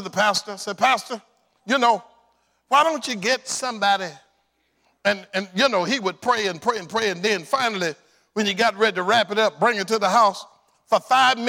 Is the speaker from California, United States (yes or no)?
no; South Arkansas, United States; I was raised in South Arkansas.